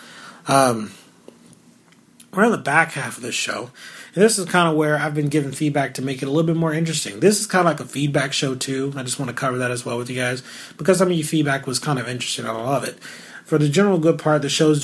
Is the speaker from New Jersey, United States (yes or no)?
no; Louisiana, United States; moved away; before I moved away from Louisiana